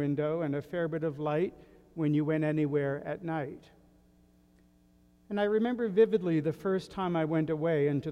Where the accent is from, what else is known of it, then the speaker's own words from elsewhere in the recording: southwestern tip of Nova Scotia, Canada; My hometown on the southwestern tip of Nova Scotia is a fairly insignificant place now